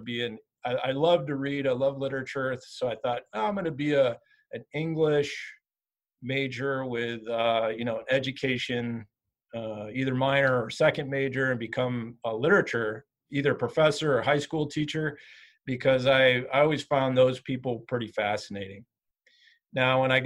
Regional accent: Southern Michigan, United States; moved away as an adult; also born or lived in Lake Tahoe, California / Bozeman, Montana; I grew up in Southern Michigan

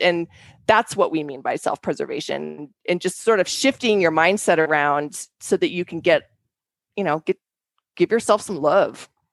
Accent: Denver, Colorado, United States; we grew up in Denver

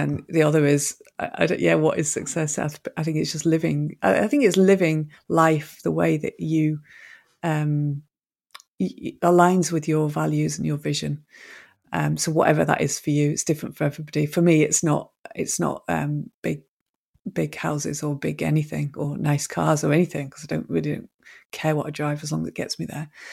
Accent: Manchester, North West England, United Kingdom; I'm actually from Manchester

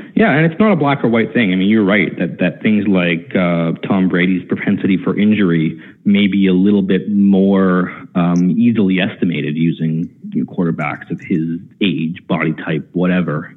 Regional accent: Canada; accent: Canadian; I'm proud of my Canadian accent

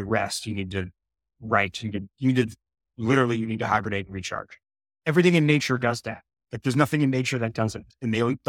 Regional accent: New York, United States; moved away as an adult; also born or lived in Boulder, Colorado; I grew up in New York, and I went to school at CU Boulder, Colorado.

